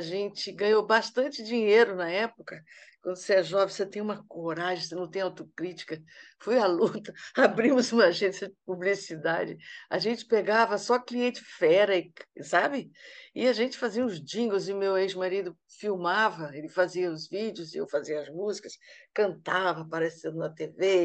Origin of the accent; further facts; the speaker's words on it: Amazon, Brazil; now in Rio de Janeiro, Brazil; como eu sou da Amazônia